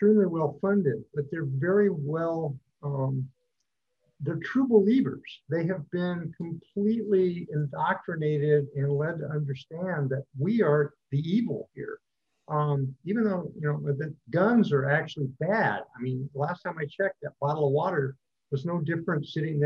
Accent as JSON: {"language": "English", "region": "California", "country": "United States", "said": "I'm from California"}